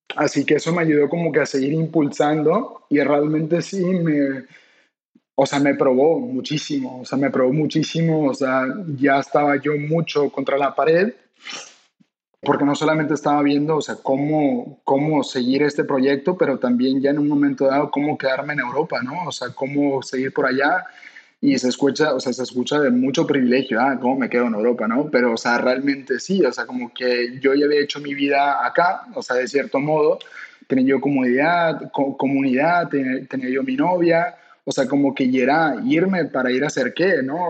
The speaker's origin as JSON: {"language": "Spanish", "country": "Mexico", "said": "como buenos mexicanos"}